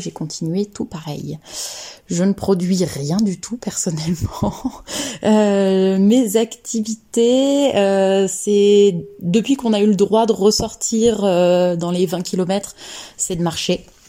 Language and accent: French; Lyon, Auvergne-Rhône-Alpes, France; also born or lived in Annecy; now in Saint-Étienne, France; je suis née à Annecy, j'ai grandi un peu plus à Lyon et maintenant j'habite à Saint-Étienne